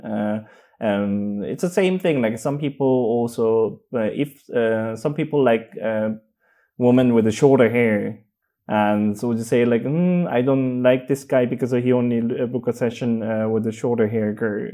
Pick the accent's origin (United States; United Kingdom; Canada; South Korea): South Korea; English is a second language; moved away as an adult; now in Berlin, Germany; I grew up in Korea